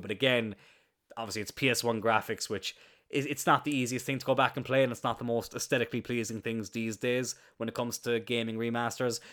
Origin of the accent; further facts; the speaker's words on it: Cloyne, Munster, Ireland; I'm very proud of where I grew up. I'm very happy that I'm from Ireland